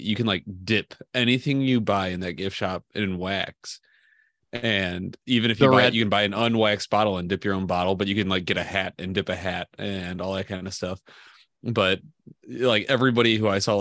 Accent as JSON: {"language": "English", "country": "United States", "said": "I'm an American"}